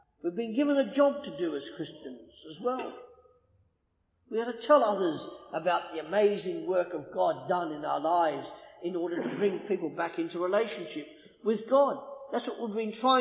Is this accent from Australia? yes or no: yes; Australia; I'm Australian